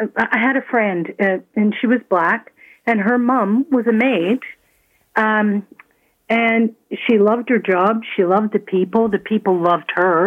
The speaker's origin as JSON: {"language": "English", "town": "Toronto", "region": "Ontario", "country": "Canada", "tie": "born or raised there", "also_born_or_lived": "Scotland", "lives_now": "Mississauga, Canada", "said": "I was an immigrant. I came from Scotland in 1957, and I was raised in Toronto."}